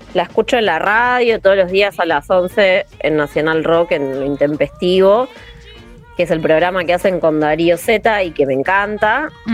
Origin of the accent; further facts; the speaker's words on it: Argentina; somos Argentina.